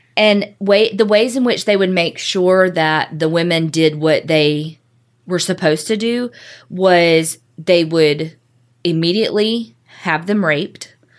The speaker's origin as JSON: {"language": "English", "region": "the South", "country": "United States", "also_born_or_lived": "Houston", "accent": "southern", "said": "how i say stuff in Spanish with my southern accent"}